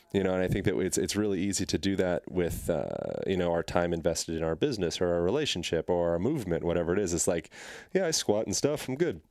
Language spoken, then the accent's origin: English; Pennsylvania, United States; moved away; I grew up in Pennsylvania